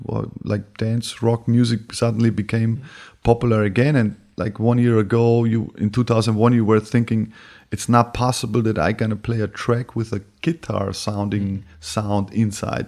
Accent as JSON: {"language": "English", "region": "Bavaria", "country": "Germany", "tie": "born or raised there", "also_born_or_lived": "Berlin / New York", "moved": "yes", "said": "I was born in Bavaria, moved to Berlin, went to New York, and went back"}